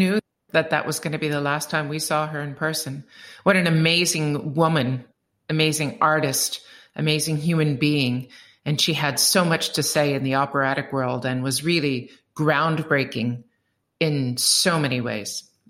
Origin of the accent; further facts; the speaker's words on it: Midwest, United States; now in Canada; Brought up as a Midwesterner, but I relate more as a Canadian these days.